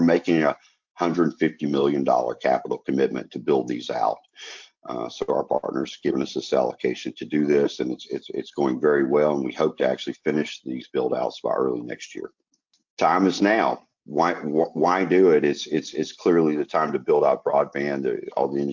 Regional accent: the South, United States; accent: Southern; You hear my accent. I'm born in rural areas in the South, and we have a real heart for the South

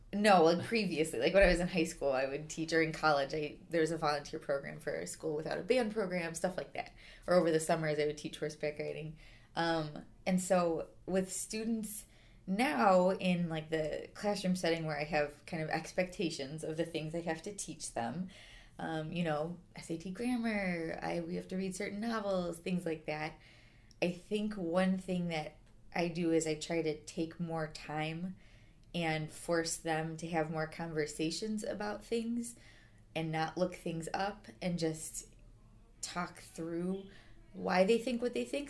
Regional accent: Schaumburg, Illinois, United States; also born or lived in McAllen, Texas; I came back home to, I'm from Schaumburg, so kind of to this area

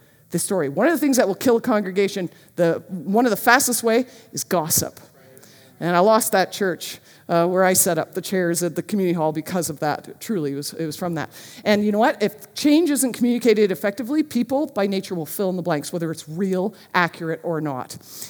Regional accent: Marlboro, United States; I grew up in Marlboro and I'd never touched a gun.

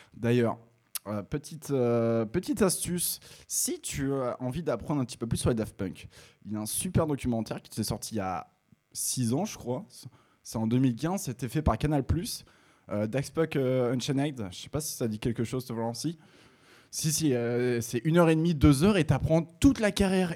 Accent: Picardy, Hauts-de-France, France; Je suis picard

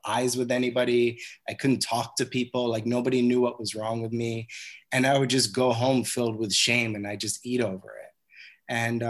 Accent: Cold Spring Harbor, New York, United States; I grew up on Long Island in a town called Cold Spring Harbor

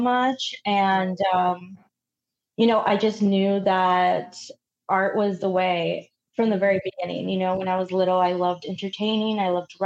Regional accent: Dallas, Texas, United States; also born or lived in Mexico City; I grew up in Oak Cliff

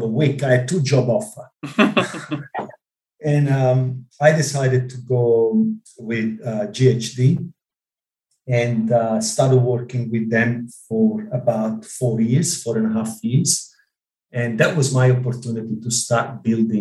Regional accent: Ischia, Campania, Italy; English is a second language; moved away as an adult; also born or lived in Rome, Italy; now in Australia; I grew up in a small island in the Mediterranean called Ischia

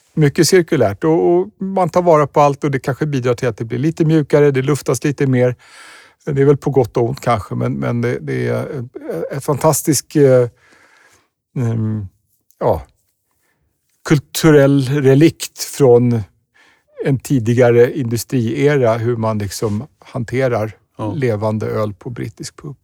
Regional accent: Sweden; som svensk turist i London

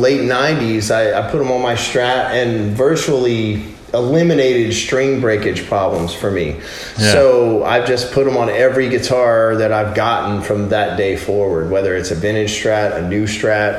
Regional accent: Louisiana, United States; also born or lived in California; I'm from Louisiana. We got a place down there. My family's all in Louisiana

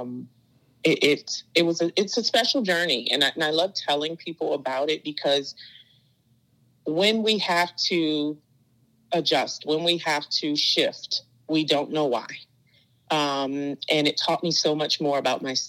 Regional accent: Maryland, United States; moved away as an adult; also born or lived in Florida; now in Delaware, United States; I'm from Maryland, came home

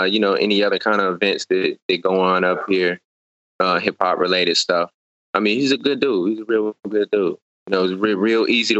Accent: Ohio, United States; when I was coming up in the game in Ohio

